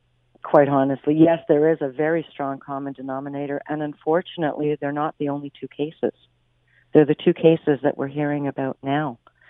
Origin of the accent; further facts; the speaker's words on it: Quebec, Canada; You know, you were saying we're from Quebec.